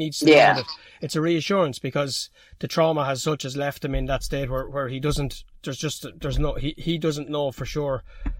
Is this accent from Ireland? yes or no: yes; Ireland; I'm an Irishman.